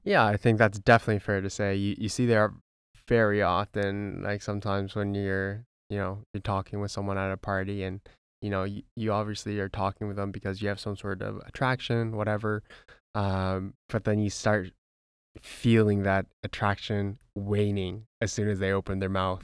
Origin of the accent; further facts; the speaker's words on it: White Rock, British Columbia, Canada; we came from White Rock, B C